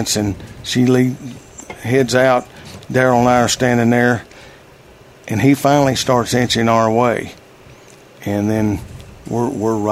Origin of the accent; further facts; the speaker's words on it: Jasper, Arkansas, United States; my hometown down there, Jasper, Arkansas.